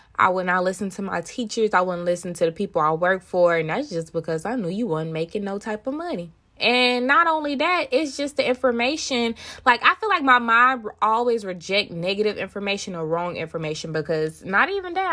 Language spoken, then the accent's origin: English; Tyler, Texas, United States; I am from Tyler, Texas